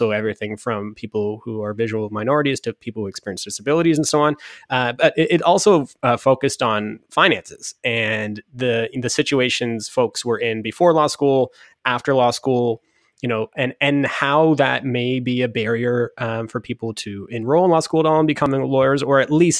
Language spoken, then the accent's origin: English; Waterloo, Ontario, Canada; My hometown.